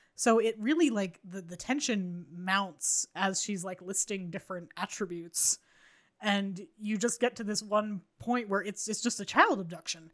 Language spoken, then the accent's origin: English; United States; as a five-year-old American child.